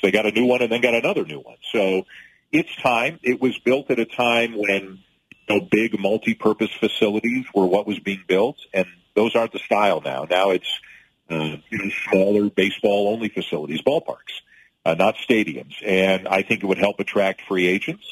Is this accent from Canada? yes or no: yes; Canada; to be a Canadian who calls games in both countries